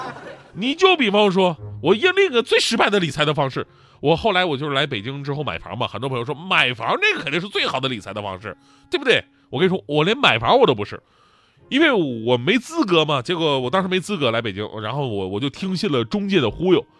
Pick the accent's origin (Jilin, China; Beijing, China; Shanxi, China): Jilin, China; Changchun; 我斥资在我们家乡吉林长春开了一个卖红酒的酒庄